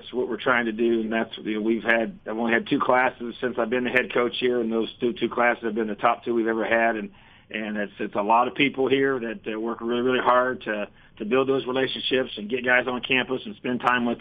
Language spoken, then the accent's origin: English; Indiana, United States; born and raised in Indiana